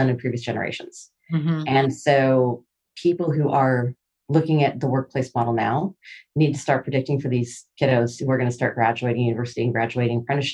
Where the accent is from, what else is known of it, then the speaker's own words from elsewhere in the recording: Seattle, Washington, United States; I'm from Seattle